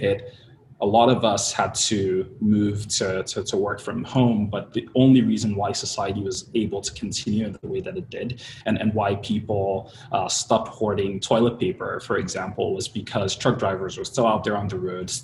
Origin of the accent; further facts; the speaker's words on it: Nigeria; moved away as an adult; also born or lived in Pennsylvania, United States / Baltimore, United States; now in Bay Area, United States; I was born and raised in Nigeria, moved out to the States 13 and a half years ago for college